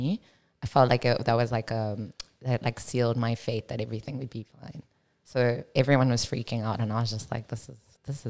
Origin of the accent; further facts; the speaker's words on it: Cape Town, Western Cape, South Africa; also born or lived in Johannesburg, South Africa; I grew up in South Africa